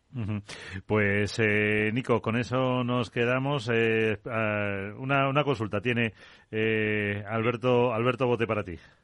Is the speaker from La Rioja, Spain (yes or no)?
yes; La Rioja, Spain; La Rioja en Argentina, no, la otra es mi tierra